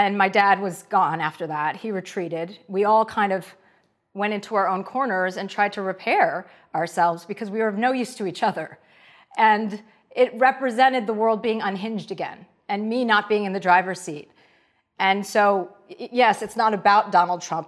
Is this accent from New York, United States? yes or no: no; New Jersey, United States; moved away; I'm from New Jersey. My dad's a used car dealer